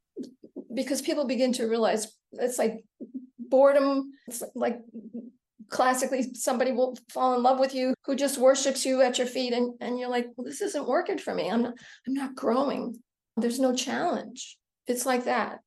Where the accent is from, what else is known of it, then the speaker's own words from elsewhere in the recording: the New York area, United States; I grew up in the New York area, so I spent time in New York City as a teenager and as a young woman